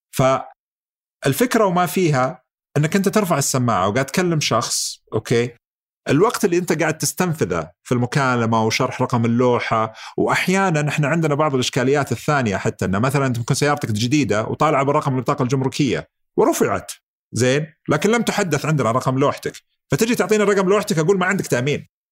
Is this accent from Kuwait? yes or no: no; Saudi Arabia; احنا عندنا في السعوديه